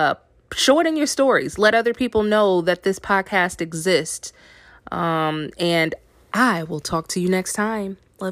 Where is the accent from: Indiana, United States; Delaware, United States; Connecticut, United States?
Indiana, United States; moved away as an adult; now in New Orleans, United States; Of course, everyone knows that I relocated from Indiana to New Orleans.